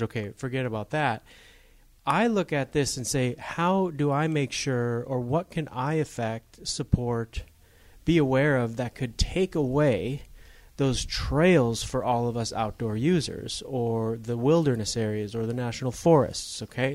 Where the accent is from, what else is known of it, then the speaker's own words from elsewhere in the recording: Upper Michigan, United States; I grew up in Upper Michigan